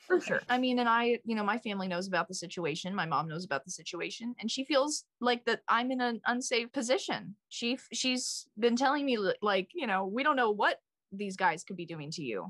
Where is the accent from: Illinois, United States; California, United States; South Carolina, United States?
Illinois, United States; Wheaton; moved away as an adult; now in New York, United States; I went to Wheaton North High School